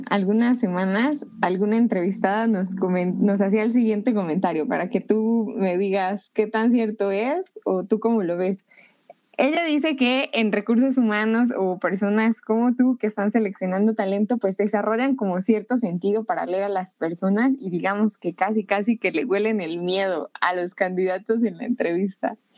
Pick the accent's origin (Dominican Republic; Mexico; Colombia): Mexico; State of Mexico; ¿Dónde naciste? En el Estado de México.